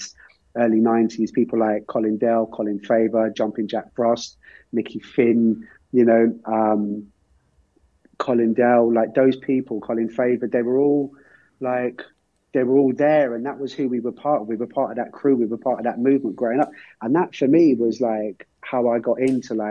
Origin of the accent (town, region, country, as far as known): Ireland